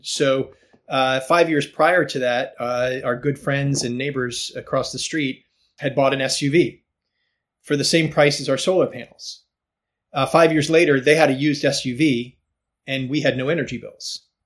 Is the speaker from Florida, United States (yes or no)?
no; outside of Atlanta, Georgia, United States; I grew up in Georgia uh, in a suburban neighborhood outside of Atlanta.